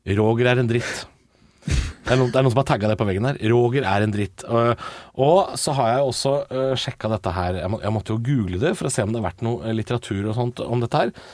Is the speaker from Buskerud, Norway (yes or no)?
yes; Drammen, Buskerud, Norway; da jeg vokste opp i Drammen på 90-tallet